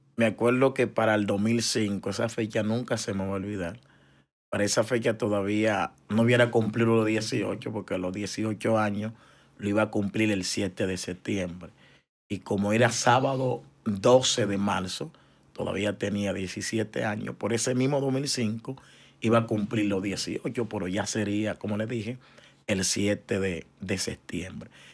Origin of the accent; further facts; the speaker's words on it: San Cristóbal, Dominican Republic; moved away as an adult; now in Choloma, Honduras; somos de República Dominicana, ciudad San Cristóbal, pero nací en el Hospital Juan Pablo Pina, que queda en el centro de la ciudad de San Cristóbal pero mi niñez fue en un sector llamado Jeringa